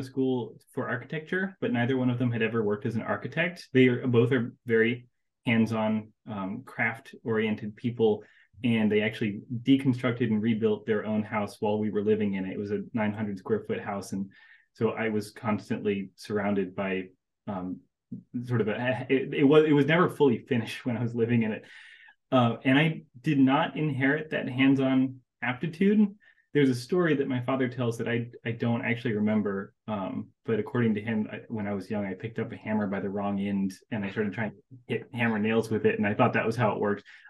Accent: Asheville, North Carolina, United States; moved away; also born or lived in Raleigh, North Carolina; I was born and raised in North Carolina, and I was born in Raleigh. I was raised most of my life in Asheville

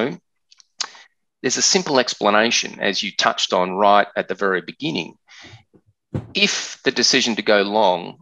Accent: Australia; accent: Australian; you can hear from my accent that I'm an Australian

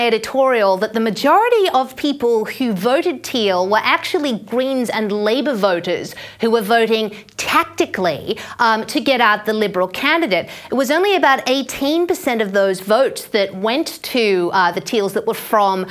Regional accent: Queensland, Australia; moved away; my home state of Queensland

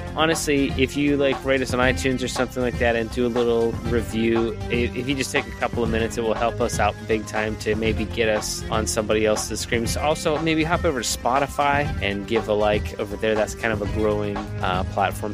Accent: Pittsburgh, Pennsylvania, United States; we're from Pittsburgh

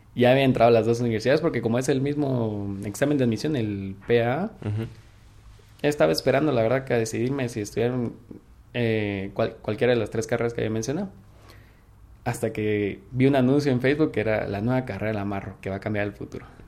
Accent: Quetzaltenango, Guatemala; soy de Shela, tengo 22 años.

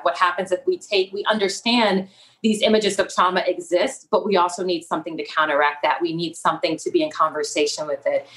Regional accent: Los Angeles, California, United States; I'm originally from South Central Los Angeles

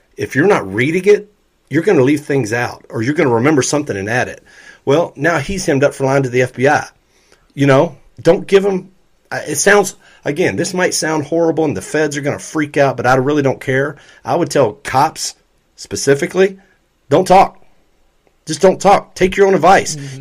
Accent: Louisville, Kentucky, United States; born or raised there

